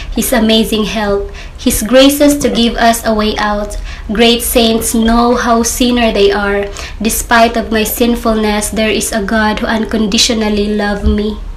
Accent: Davao City, Davao Region, Philippines; I'm from Davao City.

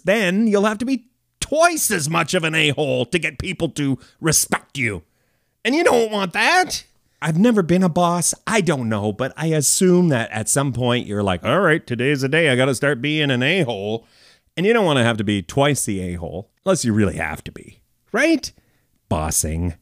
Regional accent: Canada; I'm a Canadian, uh, fellow

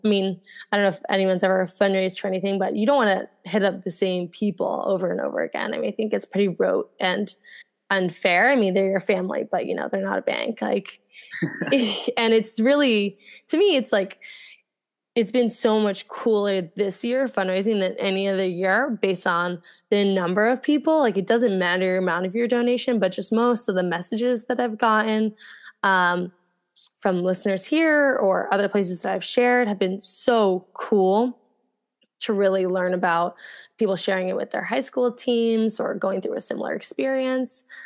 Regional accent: New Jersey, United States; I grew up in New Jersey and I went to high school in New Jersey.

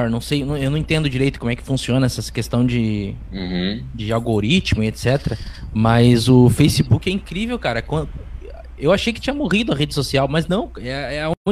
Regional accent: Rio Grande do Sul, Brazil; Eu sou gaúcho

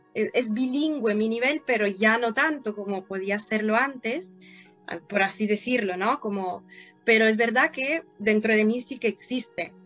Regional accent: Italy; Spanish is a second language; moved away; also born or lived in Turin, Italy; yo nací en Italia, pero en la frontera con Francia

